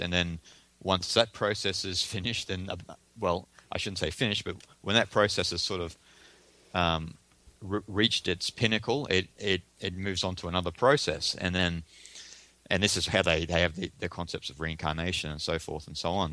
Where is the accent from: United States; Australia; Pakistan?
Australia; I'm Australian